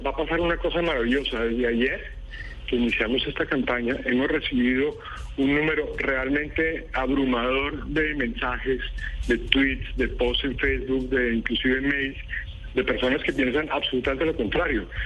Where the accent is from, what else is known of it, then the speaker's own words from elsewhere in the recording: Colombia; los colombianos que queremos a nuestro país